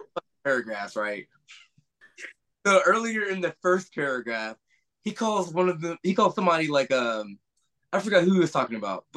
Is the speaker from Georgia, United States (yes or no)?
yes; Atlanta, Georgia, United States; But, like, when I come out now, I'm from Atlanta, Georgia.